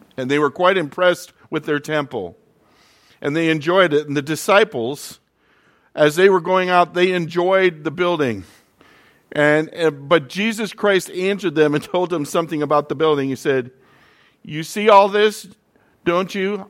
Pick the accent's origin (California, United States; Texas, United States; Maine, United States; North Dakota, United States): North Dakota, United States; moved away; also born or lived in Florida; growing up in North Dakota